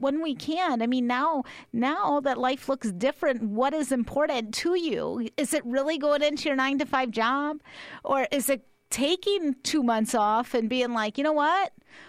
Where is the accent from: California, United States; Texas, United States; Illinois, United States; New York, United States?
Illinois, United States; Chicago; now in Tucson, United States; my hometown of Chicago